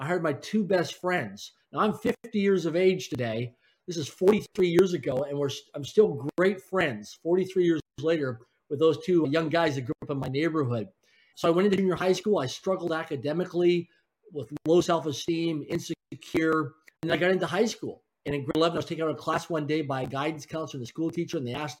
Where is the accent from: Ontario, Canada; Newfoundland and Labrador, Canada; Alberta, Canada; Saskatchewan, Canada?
Saskatchewan, Canada; Swift Current; now in Vancouver, Canada; I grew up in a place called Swift Current, Saskatchewan, Canada, a city of less than 20,000 people in population